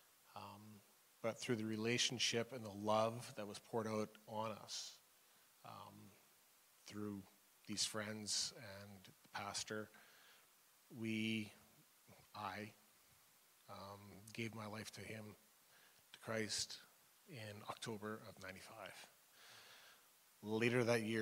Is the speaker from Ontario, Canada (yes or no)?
no; McBride, British Columbia, Canada; Growing up in McBride, I knew everybody there